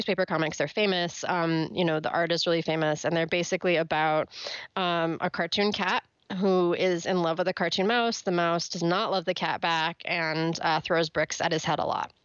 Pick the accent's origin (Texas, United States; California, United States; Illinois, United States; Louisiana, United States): California, United States; moved away as an adult; now in New York, United States; I've lived in New York now for 10 years, but I'm from California.